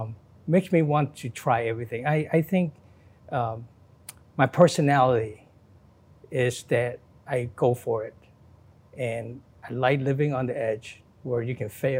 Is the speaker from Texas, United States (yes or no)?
no; Chicago, Illinois, United States; I grew up in the Chicago Chinatown, a neighborhood full of restaurants, shops, and most importantly, maintained its culture and traditions. Then I went away for college